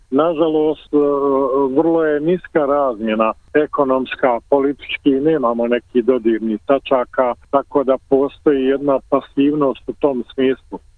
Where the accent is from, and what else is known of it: Sarajevo, Federation of Bosnia and Herzegovina, Bosnia & Herzegovina; now in Australia